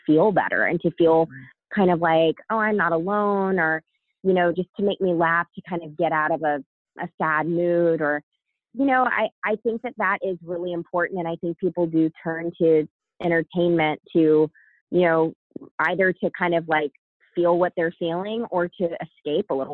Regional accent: Savannah, Georgia, United States; also born or lived in Atlanta, Georgia; I grew up in the US. I'm American. I grew up in Georgia, Savannah, Georgia

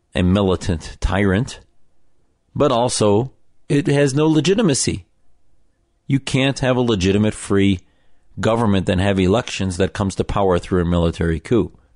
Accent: United States

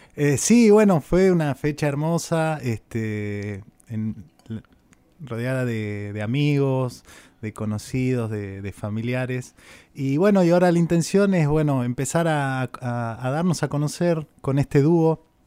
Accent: Cafayate, Salta, Argentina; now in Buenos Aires, Argentina; yo soy de, Cafayate, de Salda

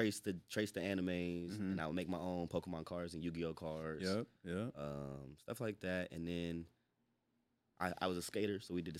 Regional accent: North Carolina, United States; moved away as an adult; now in Tacoma/Seattle, United States; Yeah. Born and raised in North Carolina.

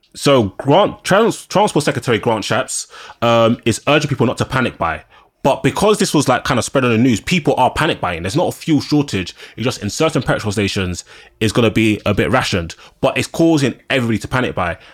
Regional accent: London, United Kingdom; I'm a Londoner

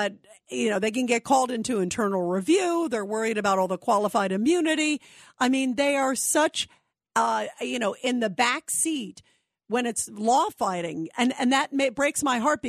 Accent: New York City, New York, United States; I was born in Brooklyn

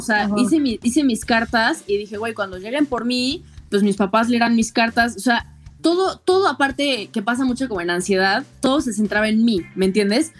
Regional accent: Puebla, Mexico; yo soy de Puebla, tengo 26 años

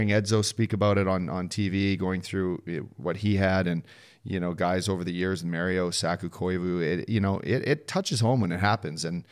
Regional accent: England, United Kingdom; I'm an Englishman

